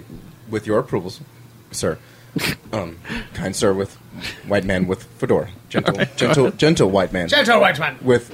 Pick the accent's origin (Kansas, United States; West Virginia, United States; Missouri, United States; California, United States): California, United States; Los Angeles; No, I'm from Los Angeles.